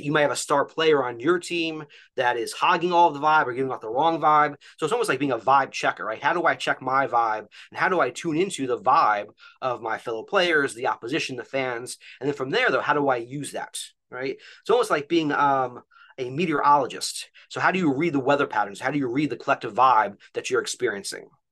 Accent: New Jersey, United States; moved away as an adult; also born or lived in Philadelphia area; now in Philadelphia, United States; I'm actually originally from North Jersey, and so I grew up

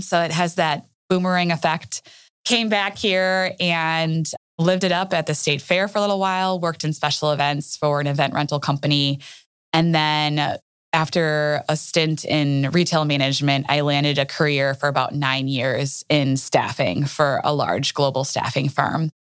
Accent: Wauwatosa, Wisconsin, United States; also born or lived in Minneapolis, Minnesota; I am a Wauwatosa native, Wauwatosa, Wisconsin

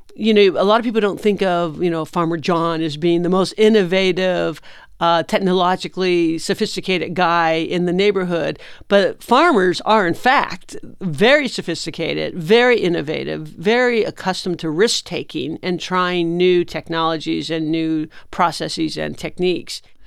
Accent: Imperial Valley, California, United States; I am from California, I am from the Imperial Valley

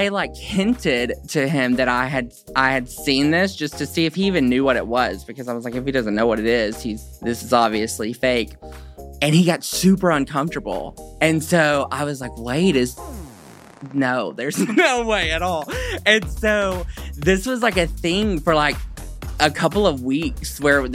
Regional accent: Hope, Arkansas, United States; born and raised in Hope, Arkansas

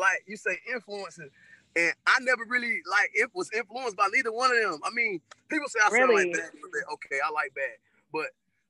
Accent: Greensboro, North Carolina, United States; I'm from North Carolina, Greensboro, North Carolina, at that High Point area triad.

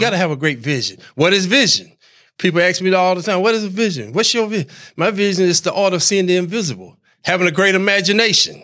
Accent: Hamlet, North Carolina, United States; moved away as an adult; also born or lived in New York; I'm from North Carolina, Larry, originally, a little town called Hamlet, North Carolina.

